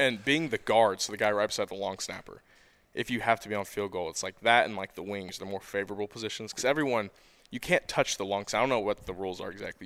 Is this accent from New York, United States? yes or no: no; Nicholasville, Kentucky, United States; I was born and raised in Nicholasville, Kentucky